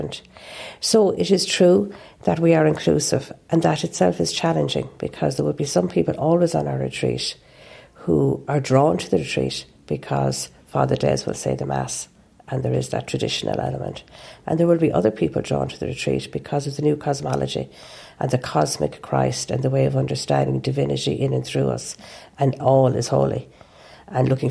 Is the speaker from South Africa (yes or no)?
no; Ireland; I'm an Irish Catholic. It's in my genes